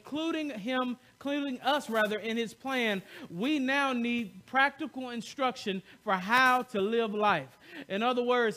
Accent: the South, United States; I'm from the South

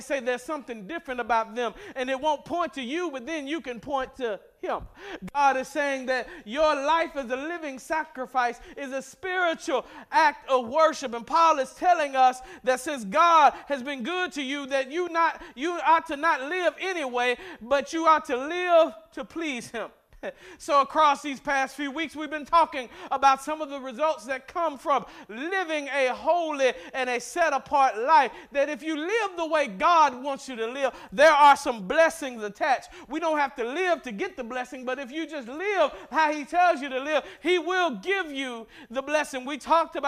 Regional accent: Mississippi, United States; I grew up in Mississippi

